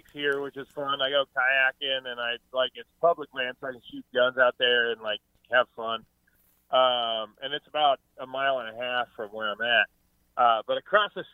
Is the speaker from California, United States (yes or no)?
no; Nebraska City, Nebraska, United States; also born or lived in Lincoln, Nebraska; I was born and raised in Nebraska City, and that's a town of about 6,000 people.